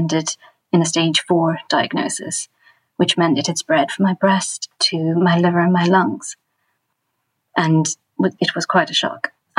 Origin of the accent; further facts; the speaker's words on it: California, United States; moved away as an adult; now in London, United Kingdom; I'm 45. I am a mother of three and I live in London. I was raised in the Catholic faith. First in California, but moved to the UK just over 20 years ago.